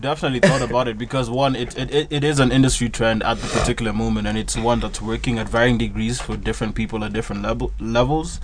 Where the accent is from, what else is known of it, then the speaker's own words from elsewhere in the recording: Kenya; we're coming from Kenya as a punk band